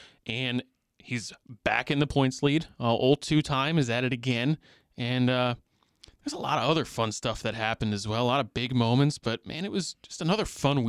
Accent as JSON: {"language": "English", "area": "Long Island", "region": "New York", "country": "United States", "tie": "born or raised there", "said": "growing up on Long Island"}